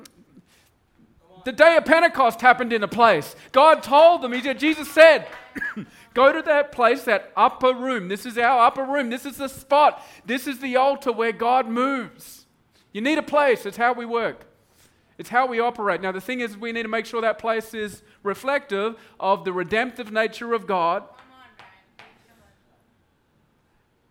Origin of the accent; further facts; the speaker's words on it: Broome, Western Australia, Australia; moved away; It was the only TV show up in Broome where we grew up.